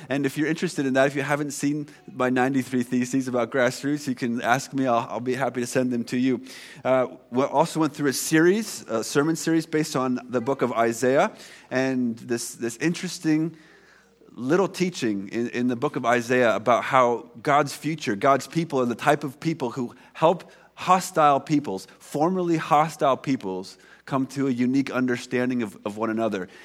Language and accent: English; United States; now in Canada; I'm American